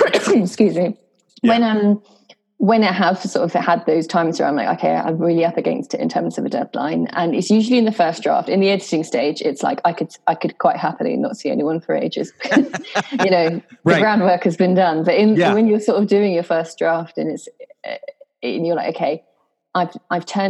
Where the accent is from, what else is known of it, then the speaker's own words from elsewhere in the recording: Norwich, East of England, United Kingdom; moved away as an adult; also born or lived in Canterbury; I'm from a place called Norwich in Norfolk